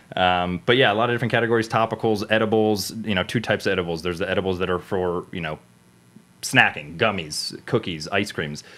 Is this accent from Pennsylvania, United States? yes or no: no; South Florida, United States; moved away; also born or lived in Cleveland, Ohio / New York City / Los Angeles; I'm born and raised in South Florida, then moved to middle of nowhere Cleveland, Ohio